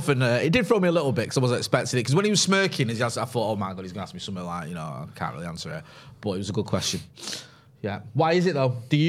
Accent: Partington, North West England, United Kingdom; When I grew up in Partington, we used to say we lived in Lower Cheshire.

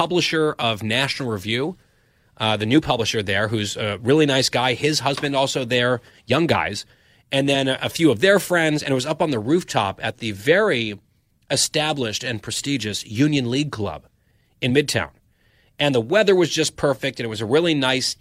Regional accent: Saudi Arabia; I was born in Saudi Arabia

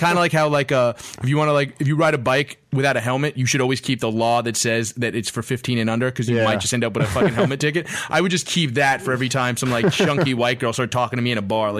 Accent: Brooklyn, New York, United States; I'm from Brooklyn. There's an animosity towards gentrification.

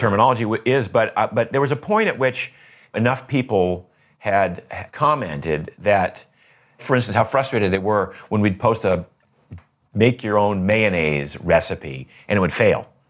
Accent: Maine, United States; I grew up in Maine

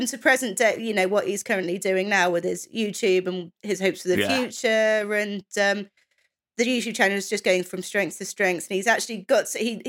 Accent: England, United Kingdom; some of us English

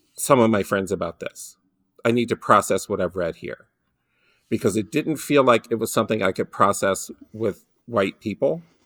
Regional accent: Detroit, Michigan, United States; I grew up in Detroit, and one of the things you learn growing up in Detroit

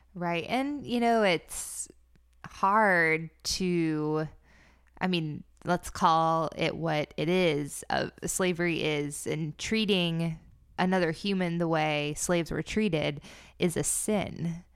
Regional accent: the South, United States; I grew up in the South.

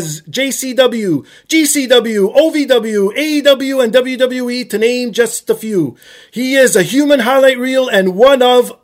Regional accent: Toronto, Ontario, Canada; my hometown of Toronto

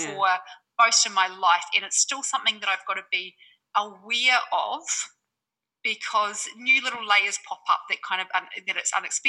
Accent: New Zealand; now in Bali, Indonesia; I'm a Kiwi based in Bali

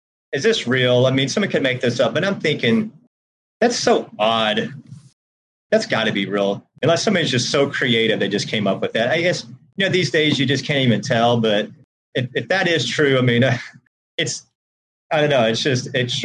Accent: Georgia, United States; I'm originally from Georgia. That's where I grew up

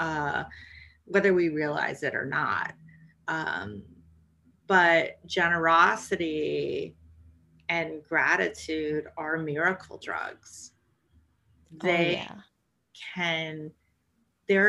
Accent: Canada; moved away; also born or lived in New York City; I grew up in Canada, so drinking tea and coffee is part of our culture

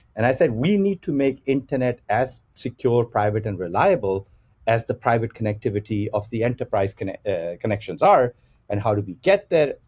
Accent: Pakistan; moved away; I'm originally from Pakistan

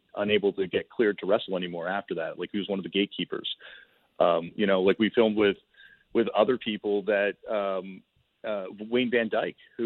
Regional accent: Toronto, Ontario, Canada; I grew up in Toronto, Canada

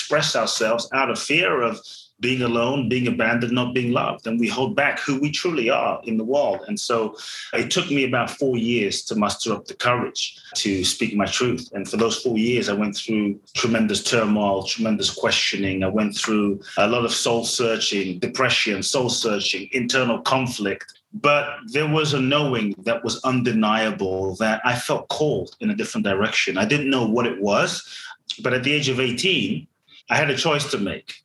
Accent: London, United Kingdom; born or raised there; also born or lived in Ghana

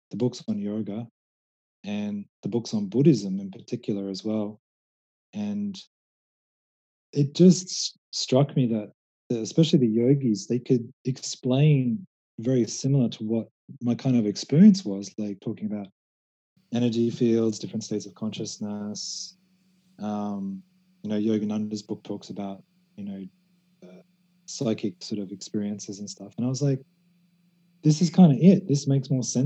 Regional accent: Australia; moved away as an adult; now in Thailand; when I was growing up in Australia, I was about 16, 17

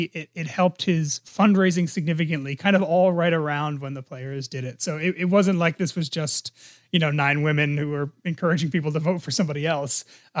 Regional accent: New Jersey, United States; My home state.

